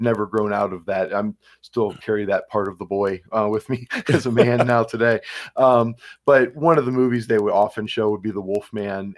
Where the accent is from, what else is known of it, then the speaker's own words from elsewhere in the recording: Cleveland, Ohio, United States; moved away as an adult; also born or lived in Georgia / Pennsylvania; now in Cresson, Pennsylvania, United States; I grew up in Cleveland, Ohio